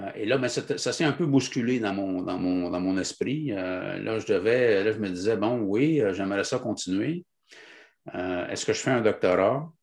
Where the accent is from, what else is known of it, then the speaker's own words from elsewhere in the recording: Lac-à-la-Tortue, Quebec, Canada; je viens de la Mauricie. Euh, plus précisément, euh, je suis né au lac à la Tortue, donc qui est tout près de Trois-Rivières